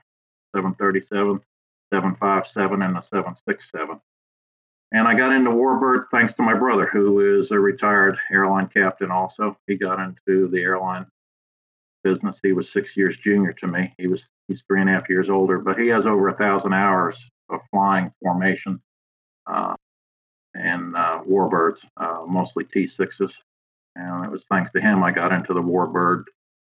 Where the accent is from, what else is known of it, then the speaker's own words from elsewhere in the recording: Long Island, New York, United States; now in Virginia, United States; originally I'm from Long Island, New York